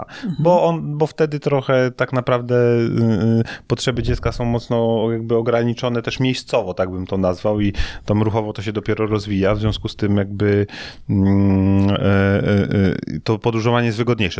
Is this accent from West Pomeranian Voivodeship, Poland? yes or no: yes; Szczecin, West Pomeranian Voivodeship, Poland; moved away as an adult; also born or lived in Toruń; studiowałem w Toruniu, a pochodzę ze Szczecina